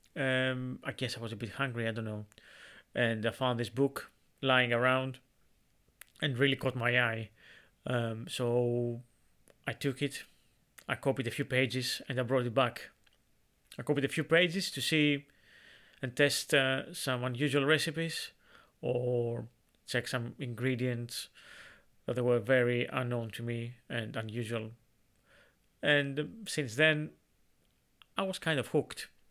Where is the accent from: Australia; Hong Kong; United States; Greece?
Greece; in Greece, in my hometown